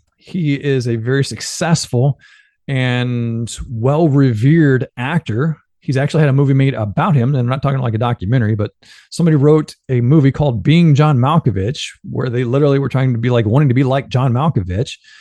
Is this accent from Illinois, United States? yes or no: yes; Benton, Illinois, United States; moved away; growing up in Benton, Illinois